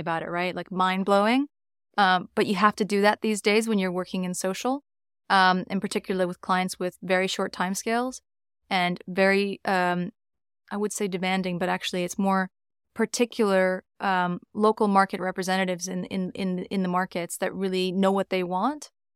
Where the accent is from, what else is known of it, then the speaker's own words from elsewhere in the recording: New York, United States; moved away as an adult; now in London, United Kingdom; I'm from New York originally.